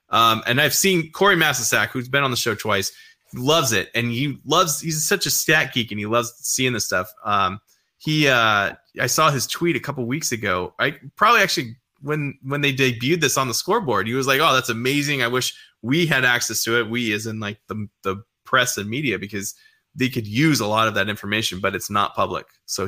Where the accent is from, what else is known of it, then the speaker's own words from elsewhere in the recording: Canada; Sure, every kid growing up in Canada wanted to be a Leaf.